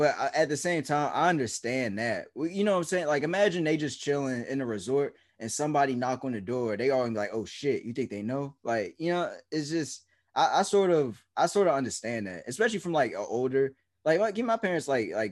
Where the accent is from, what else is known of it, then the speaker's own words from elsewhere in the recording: New Jersey, United States; I'm from New Jersey